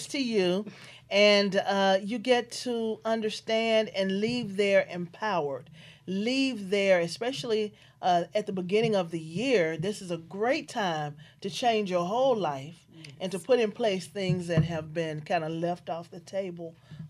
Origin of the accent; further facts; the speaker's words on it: Memphis, Tennessee, United States; I'm from Memphis, Tennessee